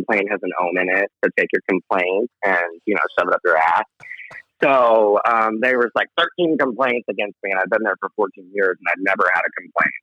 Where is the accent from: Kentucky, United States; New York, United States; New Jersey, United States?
New York, United States; moved away; also born or lived in Virginia; born and raised in New York